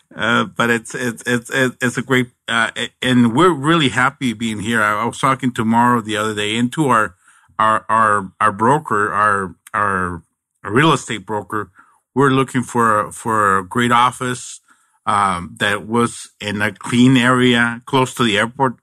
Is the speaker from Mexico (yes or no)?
yes; Nogales, Sonora, Mexico; now in Arizona, United States; I'm originally from Nogales, Mexico